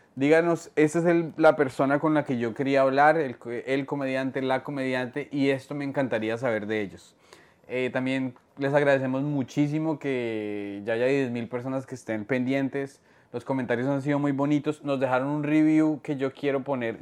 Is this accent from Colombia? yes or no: yes; Colombia; now in New York, United States